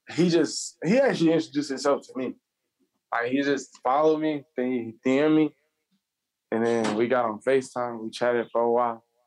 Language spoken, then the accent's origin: English; Charlotte, North Carolina, United States; also born or lived in Columbia area, South Carolina; I'm from Charlotte, North Carolina